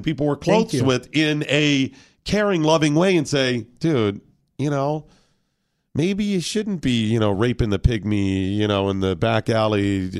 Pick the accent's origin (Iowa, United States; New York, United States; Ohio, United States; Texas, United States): Ohio, United States; Yes, I am from Ohio.